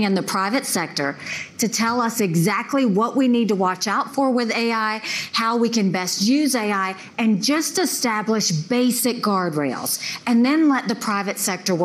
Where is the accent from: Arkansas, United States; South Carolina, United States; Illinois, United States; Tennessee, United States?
South Carolina, United States; I come from South Carolina